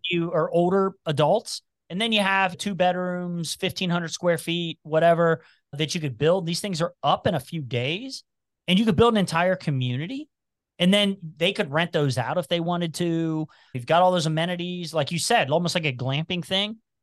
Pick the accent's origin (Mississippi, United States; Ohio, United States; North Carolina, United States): Ohio, United States; Cincinnati; accent: twang; also born or lived in Covington, Kentucky; I've even got a little twang, and it's 'cause I grew up in Price Hill, which is where all the Appalachians lived